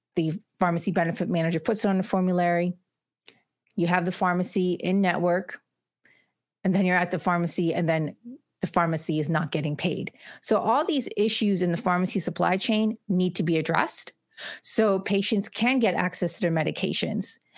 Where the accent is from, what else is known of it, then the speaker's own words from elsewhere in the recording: Morrisville, Pennsylvania, United States; I'm from Bucks County, Pennsylvania, specifically, uh, Morrisville, Pennsylvania.